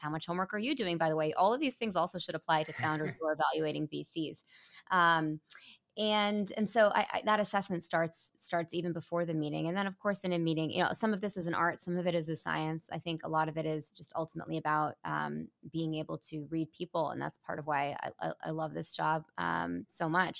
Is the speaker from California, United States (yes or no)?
yes; Mountain View, California, United States; moved away as an adult; my hometown. I was literally born in Mountain View